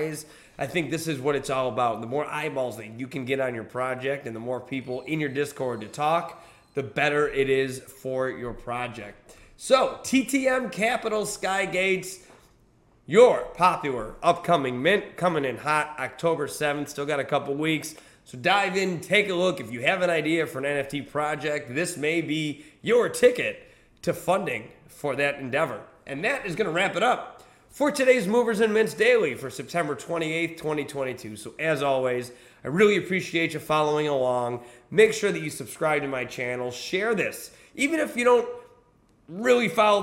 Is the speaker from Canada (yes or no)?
no; United States; I'm from the United States of America